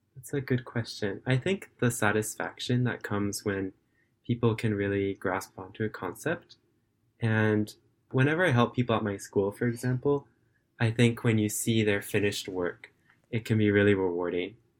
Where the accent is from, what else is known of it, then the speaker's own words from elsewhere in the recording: California, United States; now in Japan; I'm currently a student and I live in Japan, but I'm originally from California in the United States